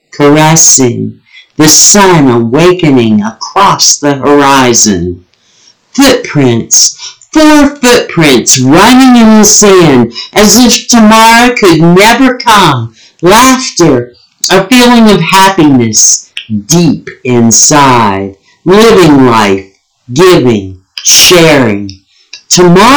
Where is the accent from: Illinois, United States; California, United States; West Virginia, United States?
West Virginia, United States; moved away; one was a friend I grew up with in West Virginia